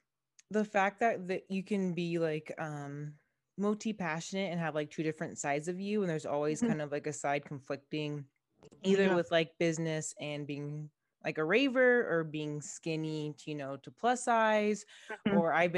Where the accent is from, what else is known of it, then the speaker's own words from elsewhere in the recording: Henderson, Nevada, United States; I grew up in Henderson and I'm a regular person, but I was always the only black kid.